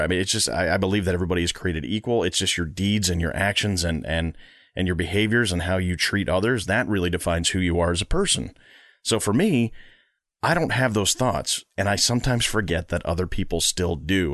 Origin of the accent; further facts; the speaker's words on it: Long Island, New York, United States; I grew up on Long Island and I grew up a Met fan